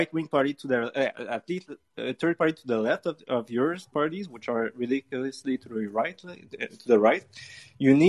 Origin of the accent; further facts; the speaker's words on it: Canada; I'm French Canadian